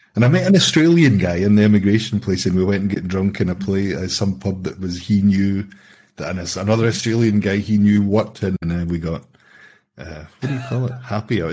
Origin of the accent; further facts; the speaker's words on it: Scotland, United Kingdom; moved away as an adult; I'm Scottish.